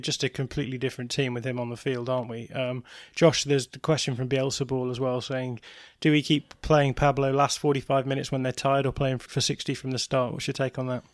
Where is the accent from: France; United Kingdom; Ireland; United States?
United Kingdom; England; I am English